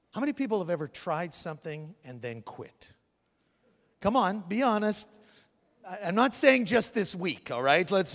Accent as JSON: {"language": "English", "country": "Canada", "moved": "yes", "lives_now": "United States", "said": "I'm a Canadian"}